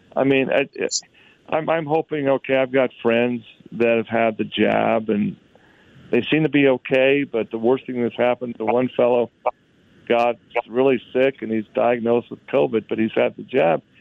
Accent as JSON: {"language": "English", "region": "Utah", "country": "United States", "said": "Utah, my home state"}